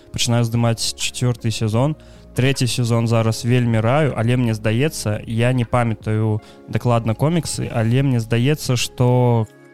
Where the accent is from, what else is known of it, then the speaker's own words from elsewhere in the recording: Ukraine; я украінец